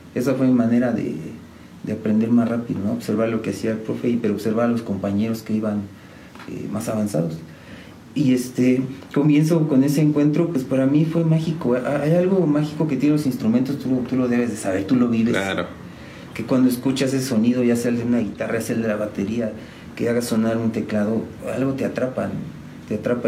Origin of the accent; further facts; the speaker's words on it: San Juan del Río, Querétaro, Mexico; Orgullosamente sanjuanense, de San Juan del Río, siempre les digo, soy sanjuanense eh, desde siempre